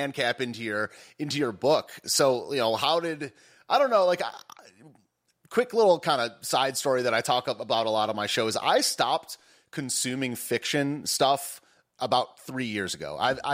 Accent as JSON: {"language": "English", "country": "United States", "said": "I'm an American"}